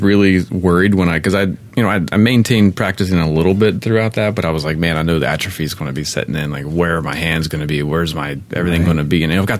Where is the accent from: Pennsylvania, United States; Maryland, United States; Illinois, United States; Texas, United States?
Maryland, United States; I've eaten blue crabs my whole life. I'm from Maryland.